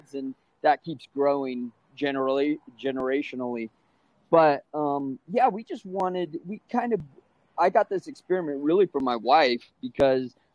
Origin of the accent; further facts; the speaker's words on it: San Bernardino, California, United States; I grew up in San Bernardino, California.